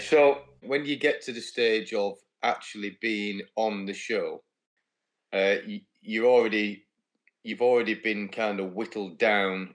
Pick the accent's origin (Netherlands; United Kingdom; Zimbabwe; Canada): United Kingdom; being British